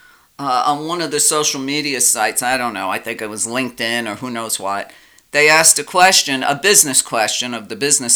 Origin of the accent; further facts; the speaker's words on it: New York City, New York, United States; when I was growing up in Brooklyn